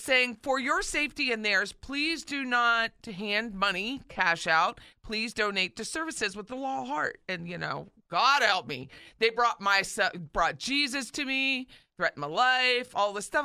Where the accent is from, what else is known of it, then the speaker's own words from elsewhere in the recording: Philadelphia, Pennsylvania, United States; now in Tallahassee, United States; my home state of Philly.